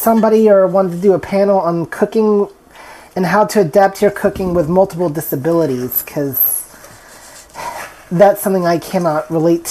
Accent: Texas, United States; I'm from Texas

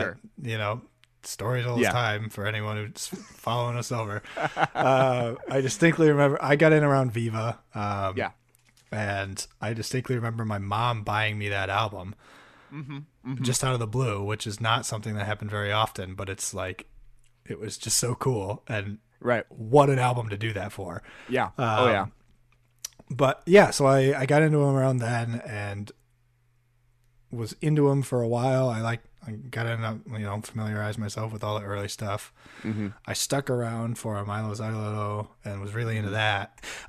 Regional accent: South East England, United Kingdom; Yeah. Oxfordshire, Longhampton town.

